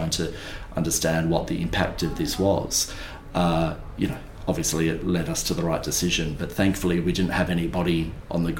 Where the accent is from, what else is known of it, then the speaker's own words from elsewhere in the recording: Kiama, New South Wales, Australia; growing up in Kiama